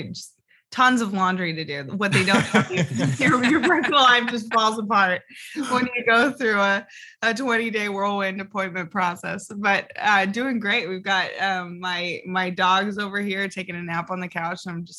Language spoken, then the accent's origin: English; Oregon, United States; I've always thought there are different colors of conservatism, and you really see that growing up in Southern Oregon.